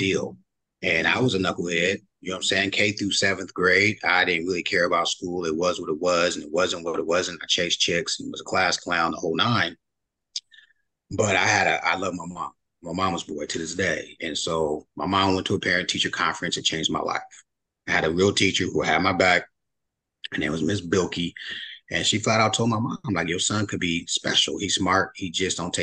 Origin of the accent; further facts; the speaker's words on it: Union City, California, United States; also born or lived in Oklahoma; We grew up together in Union City, California.